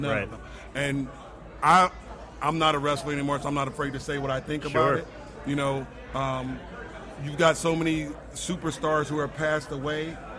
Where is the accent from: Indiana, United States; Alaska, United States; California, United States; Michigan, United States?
California, United States; Culver City; now in St. Louis, United States; I'm actually from Culver City, California. Born and raised. I moved to St. Louis I'm not going to tell my age, a while ago.